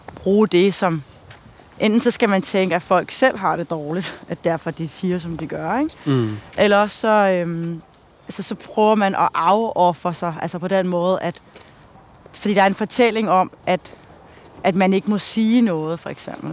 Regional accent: Denmark; her, hvor jeg voksede op

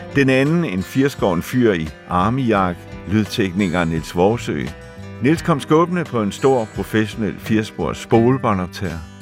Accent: West Zealand, Denmark; moved away as an adult; inde i stuen derhjemme på Vestjylland

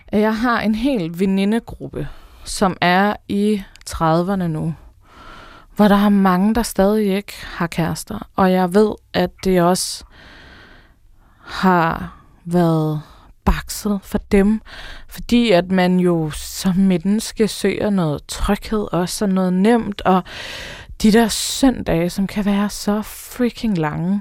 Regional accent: Denmark; vi som danskere

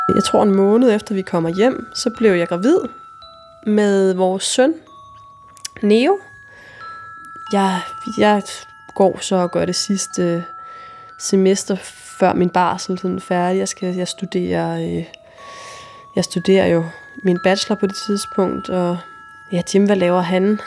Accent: Denmark; moved away; jeg kommer fra Jylland på det her tidspunkt, og jeg er 22 år

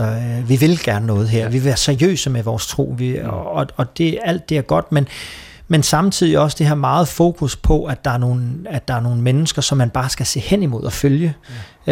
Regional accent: Copenhagen, Capital Region of Denmark, Denmark; moved away as an adult; now in Esbjerg, Denmark; Kommer fra København.

